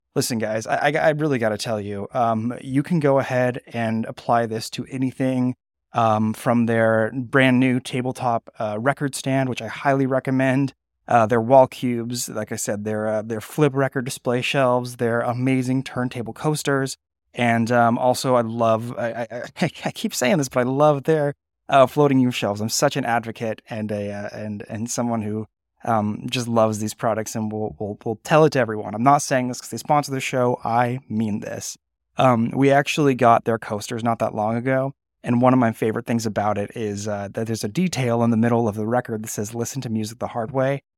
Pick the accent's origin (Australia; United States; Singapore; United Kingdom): United States; Napa, California; Napa, California, my hometown